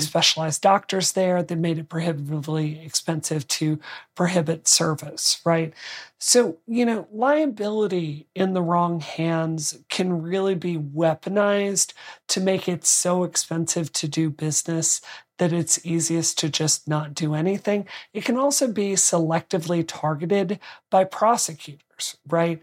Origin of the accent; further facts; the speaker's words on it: Mississippi, United States; my home state